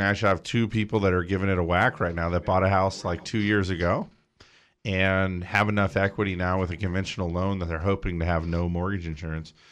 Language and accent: English; Big Bear, California, United States; I grew up in Big Bear, okay, which is a resort community